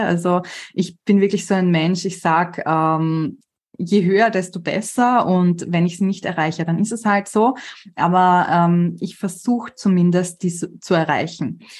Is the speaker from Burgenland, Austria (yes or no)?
no; Vienna, Austria; ich bin halt gebürtige Wienerin